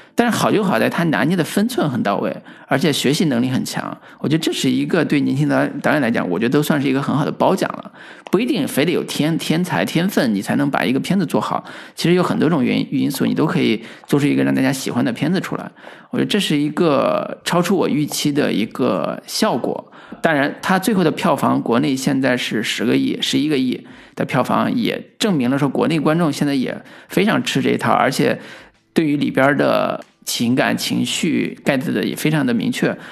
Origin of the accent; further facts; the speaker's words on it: Henan, China; 我们河南方言这个本土环境里边儿